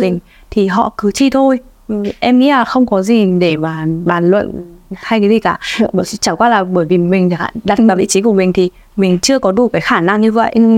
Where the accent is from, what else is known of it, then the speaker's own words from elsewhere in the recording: Vietnam; quê nhà của mình